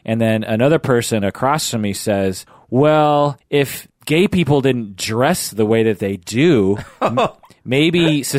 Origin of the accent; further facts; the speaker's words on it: Issaquah, Washington, United States; It's at my old church that I grew up in Issaquah.